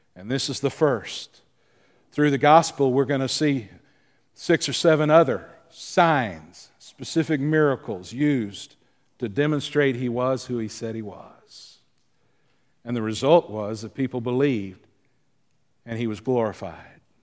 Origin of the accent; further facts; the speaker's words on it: the South, United States; you and I, growing up in the South